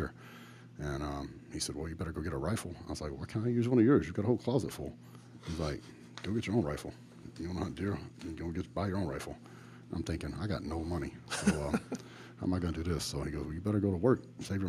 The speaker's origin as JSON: {"language": "English", "region": "Northwest Texas", "country": "United States", "tie": "born or raised there", "said": "I grew up in Northwest Texas, so I grew up on a cattle ranch"}